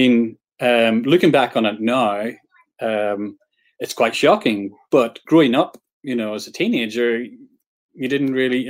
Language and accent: English; Northern Ireland, United Kingdom; I'm Northern Irish, so I grew up in Northern Ireland in the 1980s, which was interesting, to say the least.